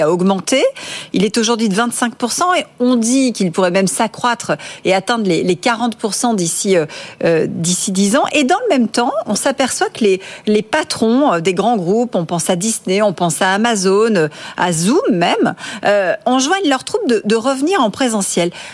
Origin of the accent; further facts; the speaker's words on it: France; chez nous en France